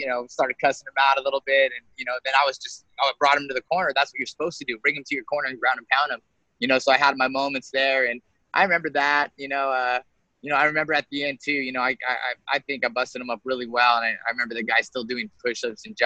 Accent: Santa Ana, California, United States; my hometown, Santa Ana, Southern California

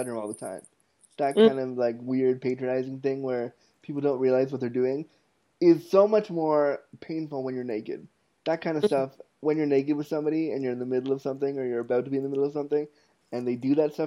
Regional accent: Toronto, Ontario, Canada; also born or lived in Ottawa, Canada; when I was 19, I moved from Toronto, from North York, Ontario, Canada, to Ottawa, Canada, my university town.

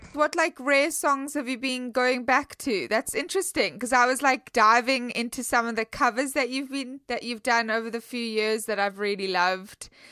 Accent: South Africa; I'm from South Africa

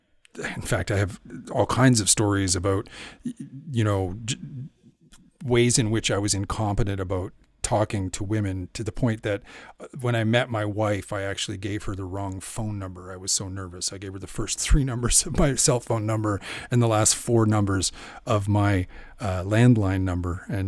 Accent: Canada; Is that because I'm Canadian

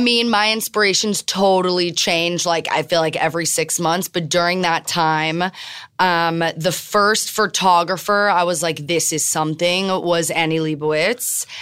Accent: Miami, Florida, United States; moved away; also born or lived in Tel Aviv / New York; I'm born and raised in Miami

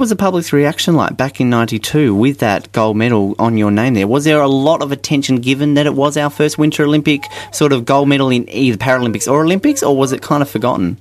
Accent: Hobart, Tasmania, Australia; Coming from Hobart, where we're used to being cold

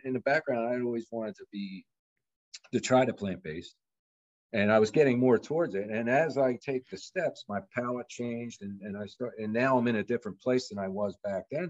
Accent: Bucks County, Pennsylvania, United States; also born or lived in Montgomery County, Pennsylvania; Bucks County, which I grew up in Pennsylvania, mm. and I lived in Montgomery County

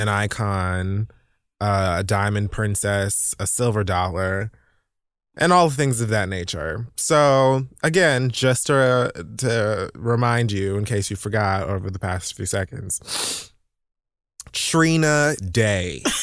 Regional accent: Miami, Florida, United States; moved away as an adult; now in New York City, United States; Born and raised in Miami, spent twenty-five years of my life there, so most of it

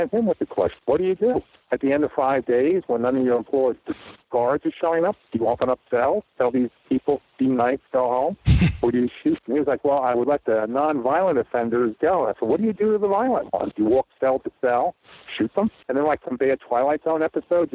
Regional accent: New Jersey, United States; moved away; also born or lived in Maine; I grew up just on the Jersey side of New York

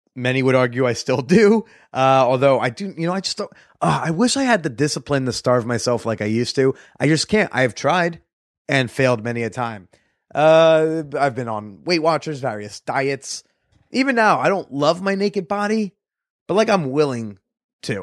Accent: United States; I'm an American

